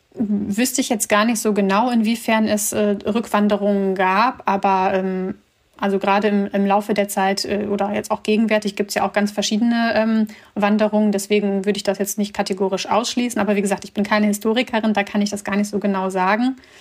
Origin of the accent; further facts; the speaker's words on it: Germany; also born or lived in Bishkek, Kyrgyzstan; aufgewachsen bin ich in Deutschland eher in einer ländlichen Region